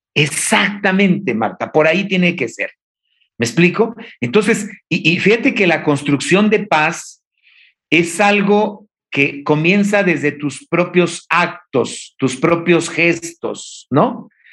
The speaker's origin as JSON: {"language": "Spanish", "region": "Oaxaca", "country": "Mexico", "said": "yo que soy oaxaqueño"}